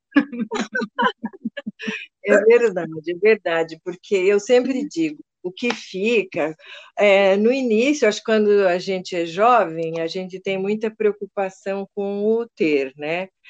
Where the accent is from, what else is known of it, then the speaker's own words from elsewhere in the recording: Brazil; eu nasci numa fazenda ali no Porto Grande, que depois virou bairro